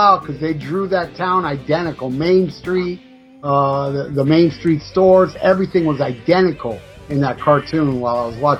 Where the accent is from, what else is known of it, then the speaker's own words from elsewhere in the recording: Tarrytown, New York, United States; moved away; also born or lived in Miami; I was born in Tarrytown, New York.